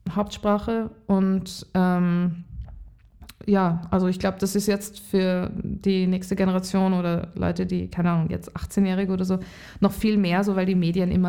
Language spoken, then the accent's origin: German; Lower Austria, Austria; now in Vienna, Austria; Und aufgewachsen bin ich in Niederösterreich und jetzt bin ich schon sehr lange in Wien.